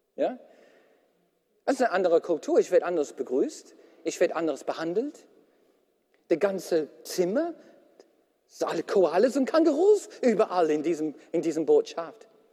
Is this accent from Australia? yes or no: yes; Australia; now in Germany; als Australier